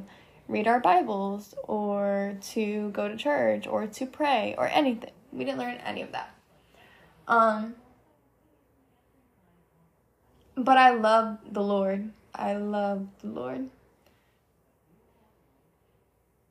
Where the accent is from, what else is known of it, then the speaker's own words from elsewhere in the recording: Monmouth County, New Jersey, United States; moved away as an adult; now in Gainesville, United States; I am originally from Monmouth County, New Jersey, but I moved to Gainesville, Florida in the summer of 2020 during COVID